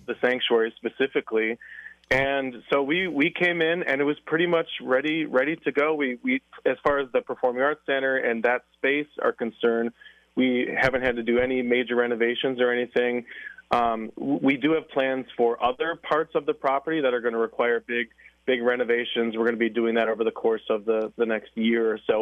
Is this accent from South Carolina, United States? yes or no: no; La Crosse, Wisconsin, United States; now in Alaska, United States; I'm from Lacrosse.